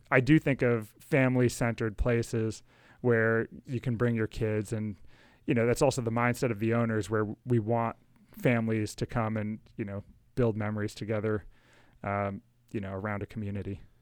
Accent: Rockville, Maryland, United States; I grew up in Rockville with Alex

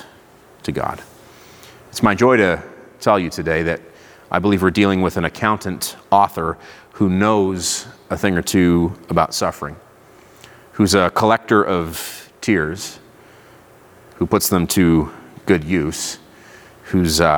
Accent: Israel; moved away; I grew up in Israel. I'm fluent in Hebrew

